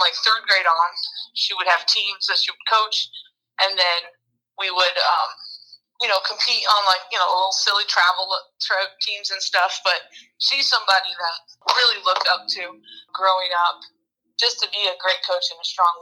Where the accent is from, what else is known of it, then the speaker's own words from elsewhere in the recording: New Jersey, United States; I grew up in New Jersey